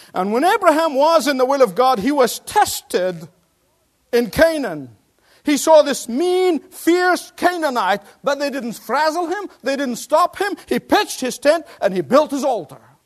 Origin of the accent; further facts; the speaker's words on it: Australia; moved away; my Australian compatriots